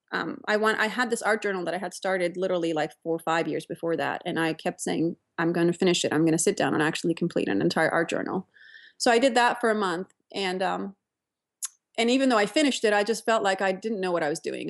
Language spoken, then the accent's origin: English; Turkey; moved away as an adult; also born or lived in Pittsburgh, United States / New York, United States; now in Menlo Park, United States; I grew up in Turkey